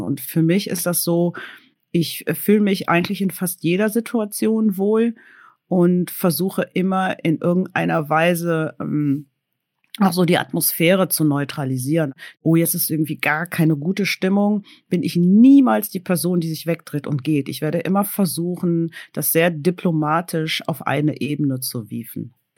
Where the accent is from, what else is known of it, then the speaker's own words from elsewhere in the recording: Cologne, North Rhine-Westphalia, Germany; Ich bin in Köln geboren